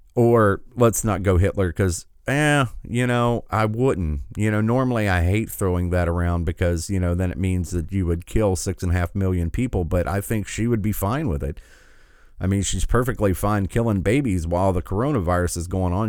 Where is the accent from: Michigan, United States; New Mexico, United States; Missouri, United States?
Michigan, United States; my home state